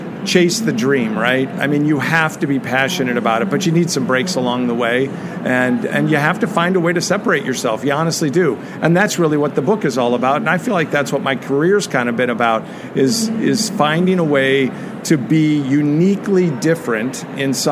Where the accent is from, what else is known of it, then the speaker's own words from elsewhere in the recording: Chicago, Illinois, United States; moved away; to be in Chicago. First off, it's my hometown